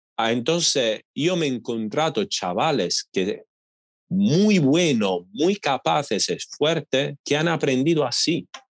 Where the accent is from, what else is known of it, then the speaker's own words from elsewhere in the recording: Italy; Spanish is a second language; moved away as an adult; en mi pueblo, en mi ciudad pequeña